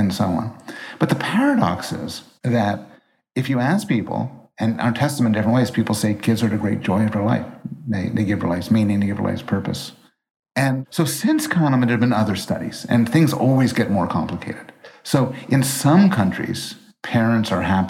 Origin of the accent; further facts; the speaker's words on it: Montreal, Quebec, Canada; I was raised in Montreal, and I took French all the time for hours, and I am horrible at it.